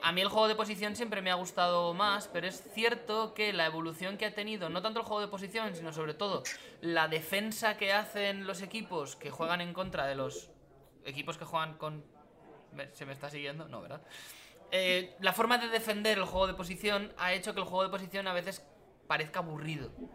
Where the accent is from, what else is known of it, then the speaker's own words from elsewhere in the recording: Castilla-La Mancha, Spain; probablemente la, empresa más grande de toda Castilla-La Mancha está en mi pueblo